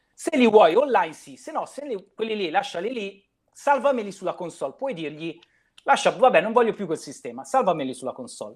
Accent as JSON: {"language": "Italian", "town": "Milan", "region": "Lombardy", "country": "Italy", "said": "io sono di Affori"}